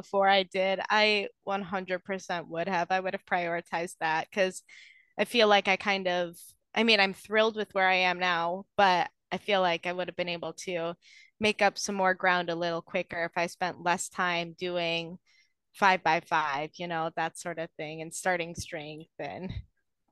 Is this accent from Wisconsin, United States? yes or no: yes; Wisconsin, United States; I'm from Wisconsin